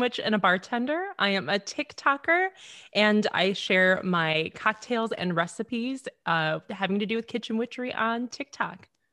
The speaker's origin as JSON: {"language": "English", "town": "Temperance", "region": "Michigan", "country": "United States", "tie": "born or raised there", "said": "my hometown. It is Wee Little Temperance, Michigan"}